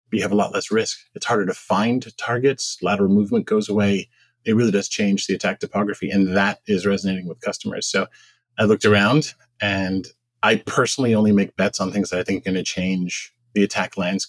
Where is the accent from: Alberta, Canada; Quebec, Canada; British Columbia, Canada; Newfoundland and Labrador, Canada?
Quebec, Canada; Montreal; also born or lived in Massachusetts / Silicon Valley; now in United States; I was originally Canadian. So I was born in Montreal.